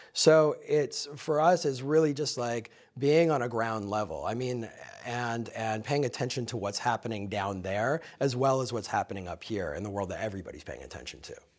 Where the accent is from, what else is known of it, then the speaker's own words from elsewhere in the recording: Minnesota, United States; also born or lived in Chicago; now in New York, United States; I grew up in the Midwest, I grew up in Minnesota